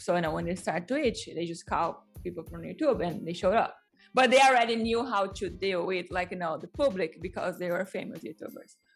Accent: Brazil; English is a second language; I grew up with some in Brazil

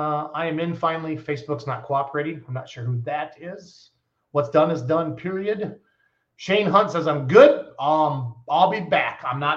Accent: Richland Center, Wisconsin, United States; So I will not be in Richland Center. That's my hometown pole.

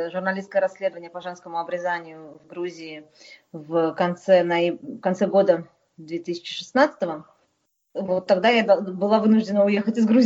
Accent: Dagestan, Russia; Я, я чужак для них, несмотря на то, что я сама из Дагестана.

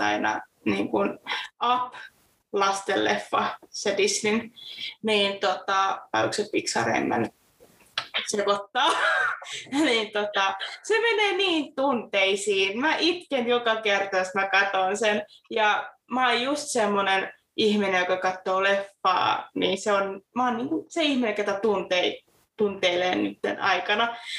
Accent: Forssa, Tavastia Proper, Finland; now in Salo, Finland; Mä oon kotoisin Forssasta, hakkaasta, ihanasta Forssasta

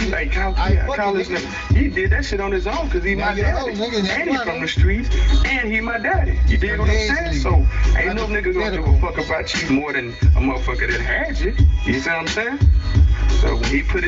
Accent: Houston, Texas, United States; I'm from Houston

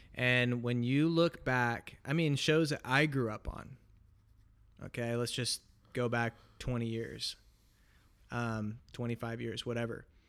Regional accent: Portland, Oregon, United States; I was born and raised in Portland, Oregon

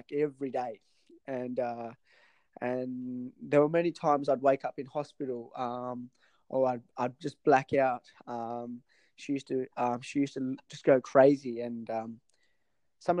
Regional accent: Tasmania, Australia; moved away as an adult; also born or lived in Sri Lanka; now in Sydney, Australia; I moved to Tasmania in 1991, where I lived in Tassie for about 20 to I was 25

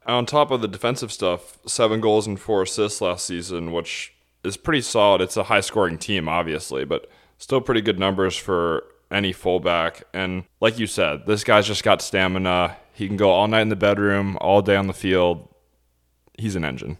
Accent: United States; as an American

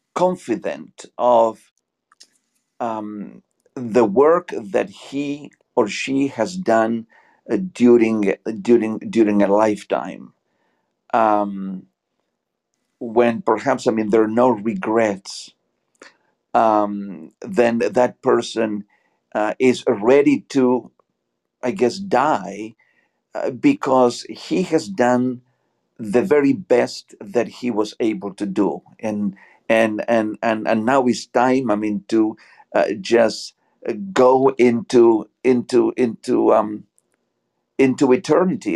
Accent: Buenos Aires, Argentina; English is a second language; also born or lived in Georgia, United States; now in Atlanta area, Georgia, United States; where I am from, uh, originally from uh, Buenos Aires, Argentina.

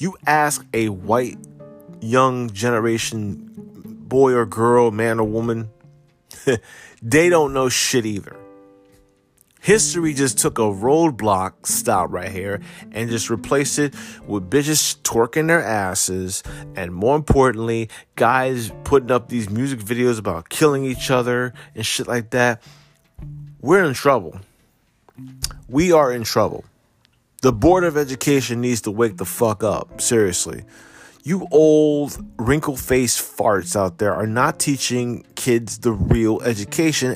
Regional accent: New Jersey, United States; I'm from Jersey

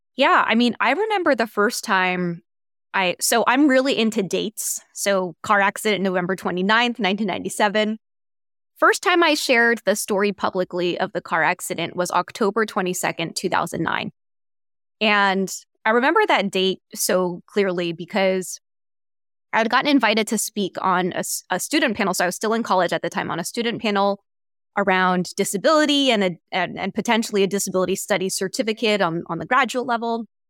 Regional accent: Washington, District of Columbia, United States; I grew up in Washington, D C

